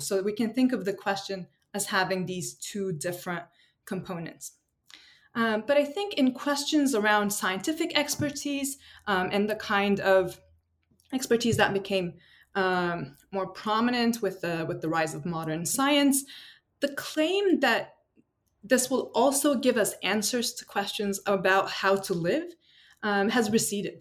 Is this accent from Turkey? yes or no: yes; Istanbul, Turkey; moved away as an adult; also born or lived in United States / Oxford, United Kingdom; now in San Diego, United States; I'm originally from Istanbul, Turkey.